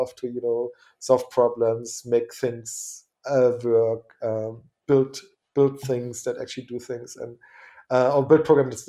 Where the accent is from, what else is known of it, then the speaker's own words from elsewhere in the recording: eastern Germany, Germany; I'm from Eastern Germany, from behind the Iron Curtain